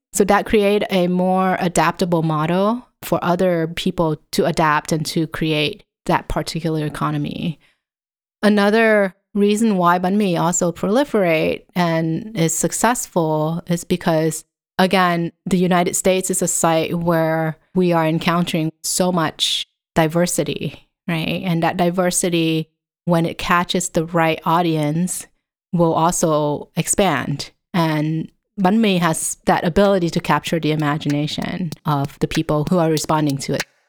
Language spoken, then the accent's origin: English; Vietnam; moved away; also born or lived in Southern California, United States / Connecticut, United States; in front of my house when I was growing up in Vietnam